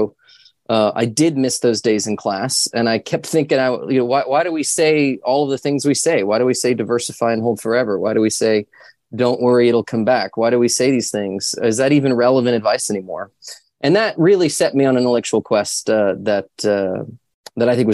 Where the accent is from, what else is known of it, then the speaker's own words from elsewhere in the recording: Central Texas, United States; I grew up in Central Texas on a working cattle ranch